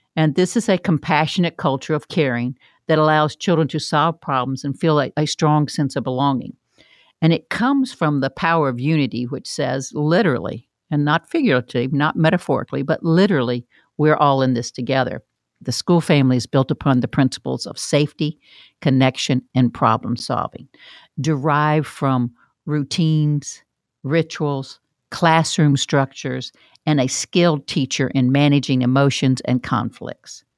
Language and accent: English; Florida, United States; I'm from Florida